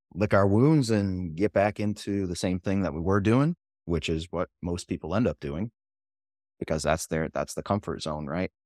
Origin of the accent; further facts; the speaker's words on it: New Hampshire, United States; I'm from New Hampshire as well